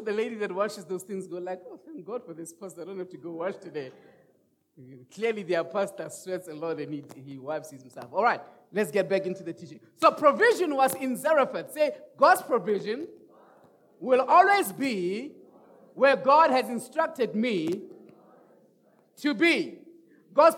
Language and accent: English; Rustenburg, North West, South Africa; moved away as an adult; also born or lived in Kempton Park, South Africa; now in Roodepoort, South Africa; send me to Rustenburg. That's my hometown.